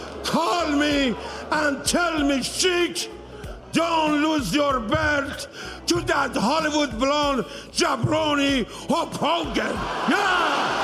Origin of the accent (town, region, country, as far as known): Iran; moved away